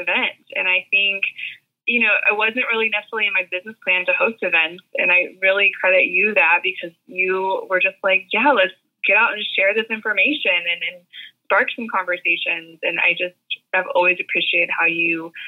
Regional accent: Tulsa, Oklahoma, United States; moved away as an adult; also born or lived in Arkansas; now in Nashville, United States; where I grew up in Tulsa, Oklahoma

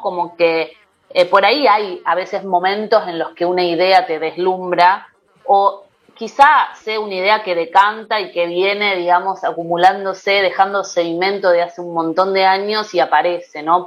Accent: Rosario, Santa Fe, Argentina; yo soy de Rosario, de una ciudad de la provincia de Santa Fe

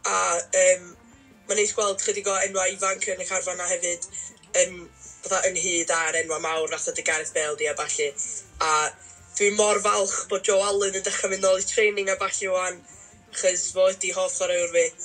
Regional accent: Llangefni, Wales, United Kingdom; dwi o Langefni

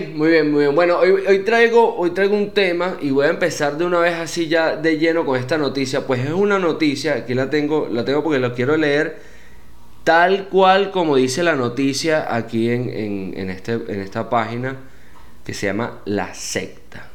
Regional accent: Venezuela; moved away as an adult; also born or lived in Panama / Medellín, Colombia; now in United States; Ya venía de Venezuela

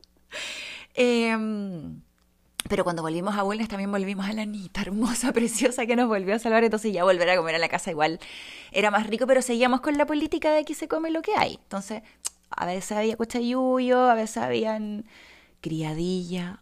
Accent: Bulnes, Ñuble, Chile; also born or lived in Santiago; Yo me crié, en, yo nací en Santiago, pero me crié los primeros años en Bulnes, octava región

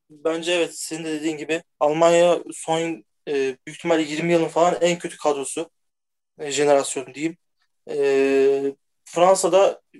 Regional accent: Turkey; Ya ben aslen e, Türk değil Macar asıllı diye bir şey yapım. Türk'üm.

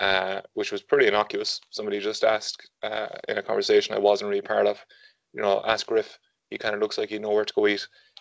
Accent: Galway, Connacht, Ireland; I'm 28 and I'm from Galway

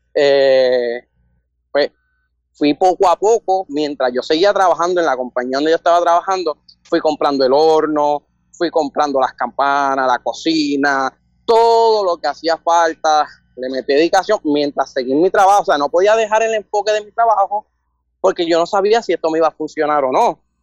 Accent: Bayamón, Puerto Rico; 24 de Bayamón

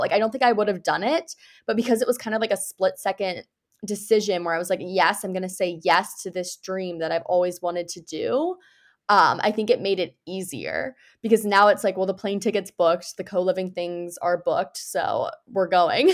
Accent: United States; I'm originally from the United States

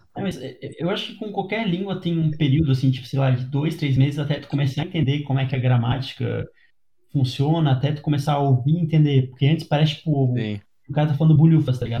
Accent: Brazil; first language Portuguese; eu falo português, minha língua nativa, inglês

